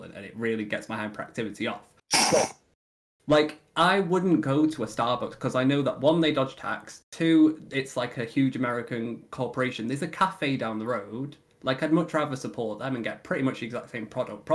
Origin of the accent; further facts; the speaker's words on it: the north of England, United Kingdom; I was dragged up in the north